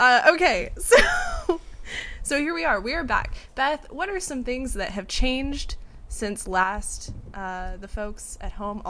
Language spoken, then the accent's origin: English; Seattle, Washington, United States; also born or lived in Kentucky; I graduated college and moved back to my hometown of Seattle, Washington.